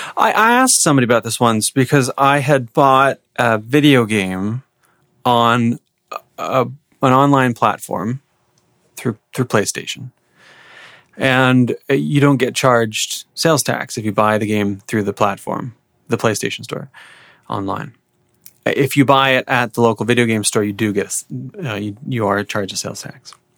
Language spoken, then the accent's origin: English; Peterborough, Ontario, Canada; I grew up in Peterborough